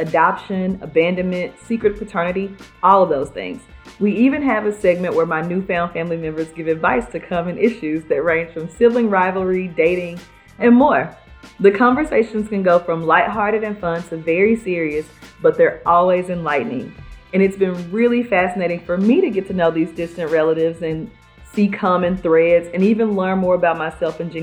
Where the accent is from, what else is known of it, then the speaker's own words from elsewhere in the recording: Memphis, Tennessee, United States; now in Dallas, United States; I'm originally from Memphis